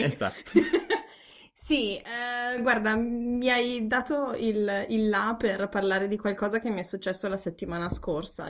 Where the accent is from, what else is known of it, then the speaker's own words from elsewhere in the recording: Ferrara, Emilia-Romagna, Italy; moved away as an adult; also born or lived in Forlì; now in Munich, Germany; sono di Ferrara e vivo a Monaco di Baviera da sei anni.